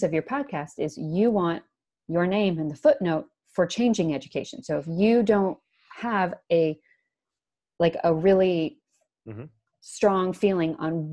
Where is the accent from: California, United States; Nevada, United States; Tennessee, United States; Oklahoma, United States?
Nevada, United States; Las Vegas; I'm from Vegas